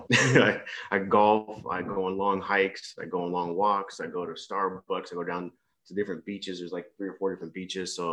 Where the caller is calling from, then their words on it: East Coast, Malaysia; So I'm on the uh, east coast of Malaysia, in uh, a little small big town.